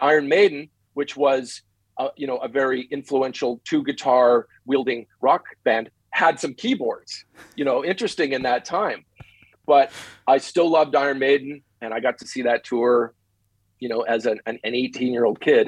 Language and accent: English; Winnipeg, Manitoba, Canada; moved away as an adult; also born or lived in Los Angeles, United States; now in Las Vegas, United States; Winnipeg, Winnipeg, Canada, my hometown